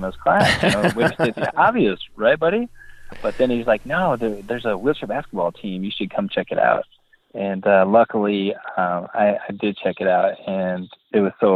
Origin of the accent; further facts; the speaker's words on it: Boscobel, Wisconsin, United States; I grew up in Boscobel, Wisconsin, which is in the southwest corner of Wisconsin, and it's a small farming community.